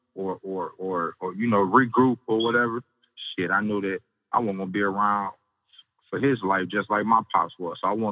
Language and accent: English; Saginaw, Michigan, United States; I'm from Saginaw, Michigan.